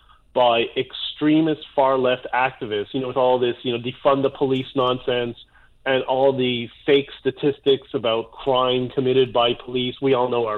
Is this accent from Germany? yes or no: no; Canada